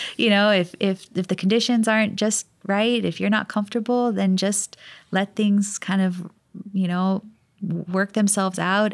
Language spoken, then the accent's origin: English; Hawaii, United States; growing up in Hawaii